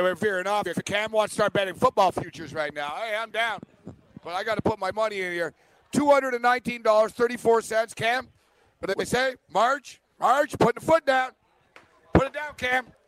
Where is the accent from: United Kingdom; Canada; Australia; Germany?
Canada; I'm Canadian